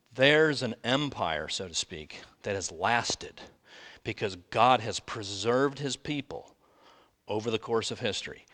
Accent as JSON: {"language": "English", "country": "United States", "said": "I'm an American."}